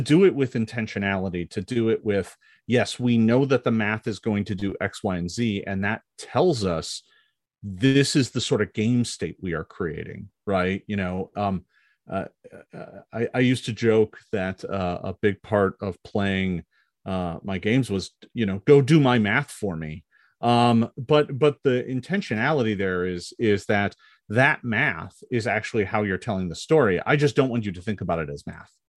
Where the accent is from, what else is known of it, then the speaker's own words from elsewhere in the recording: Milwaukee, Wisconsin, United States; I grew up in Milwaukee, Wisconsin